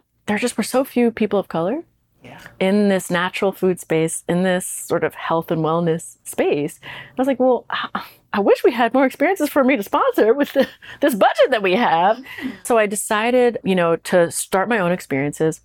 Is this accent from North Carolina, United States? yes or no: no; Washington, District of Columbia, United States; moved away as an adult; also born or lived in Brooklyn, New York; back in DC, my hometown